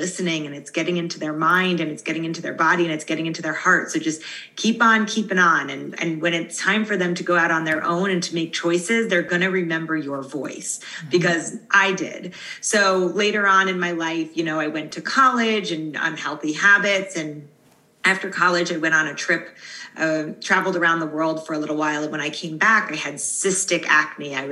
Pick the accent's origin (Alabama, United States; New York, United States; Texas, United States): New York, United States; Long Island; growing up, I grew up in Long Island, New York